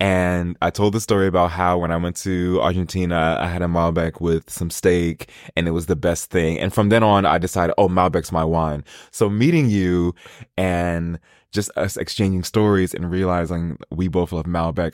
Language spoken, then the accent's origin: English; New York, United States; moved away as an adult; growing up in New York